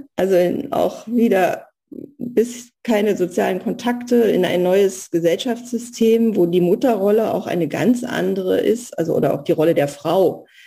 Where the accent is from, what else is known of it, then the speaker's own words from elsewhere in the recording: East Germany, Germany; moved away as an adult; also born or lived in Soviet Union / Berlin / Spessart; ich bin im Osten groß geworden